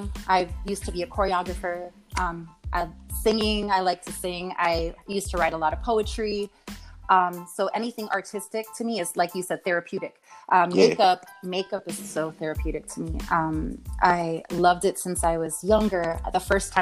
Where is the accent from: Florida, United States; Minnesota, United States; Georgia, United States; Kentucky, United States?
Florida, United States; Miami; I'm from Miami, so I used to perform on at the Clevelander, actually on South Beach